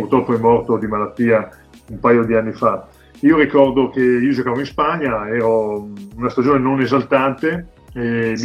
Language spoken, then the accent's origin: Italian; Codogno, Lombardy, Italy; io sono di Codogno